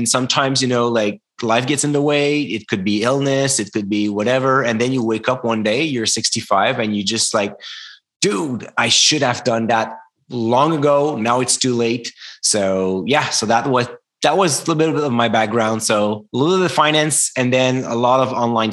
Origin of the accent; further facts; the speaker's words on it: Canada; English is a second language; I'm French Canadian